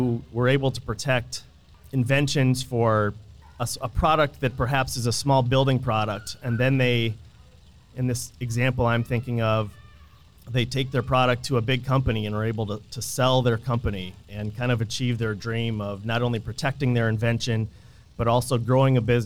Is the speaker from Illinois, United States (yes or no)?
yes; Illinois, United States; moved away as an adult; now in Iowa, United States; I grew up in the Midwest. I grew up in Illinois, just right across the Mississippi River